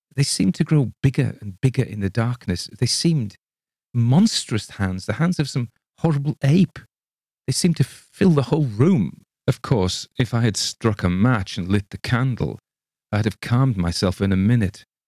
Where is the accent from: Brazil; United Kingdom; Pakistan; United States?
United Kingdom; England; I read it as an Englishman